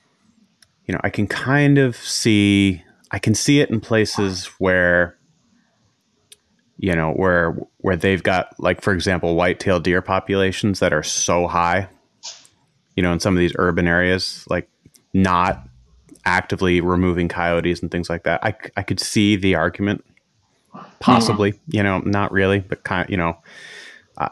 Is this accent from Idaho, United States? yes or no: no; Maine, United States; now in Norway; I grew up in Maine